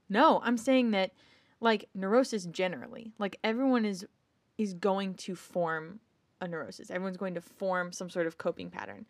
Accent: United States; as an American

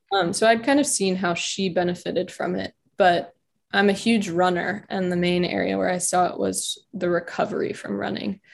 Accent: Richmond, Virginia, United States; now in Charlottesville, United States; I am from Richmond, so only an hour from home.

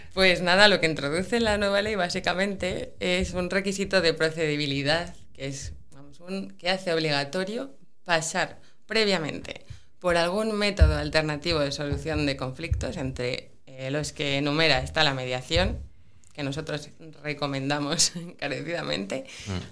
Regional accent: Pola de Laviana, Asturias, Spain; also born or lived in Oviedo; Yo estudié en Oviedo la carrera, pero soy de Pola Elena.

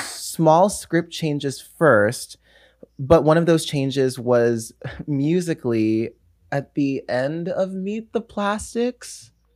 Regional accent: Los Angeles, California, United States; also born or lived in New York; I'm born and raised in Los Angeles, California.

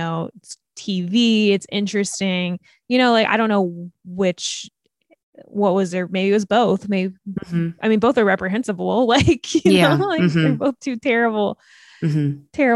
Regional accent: United States; I'm in from America

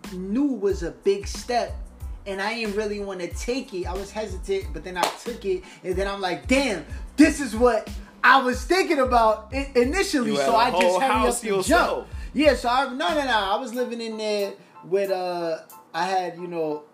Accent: New York, United States; all my life coming up in motherfucking New York

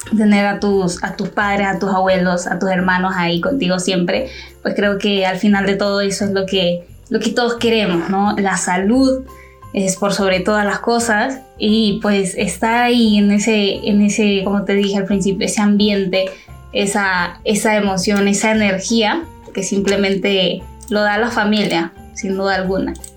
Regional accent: Honduras; yo soy hondureña

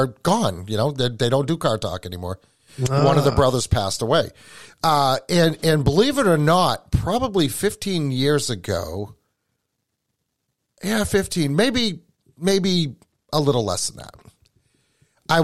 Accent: New England, United States; accent: New England

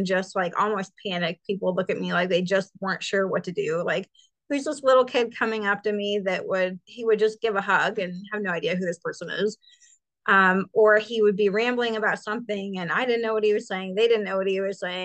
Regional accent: Carmel, Indiana, United States; I am from Carmel, Indiana.

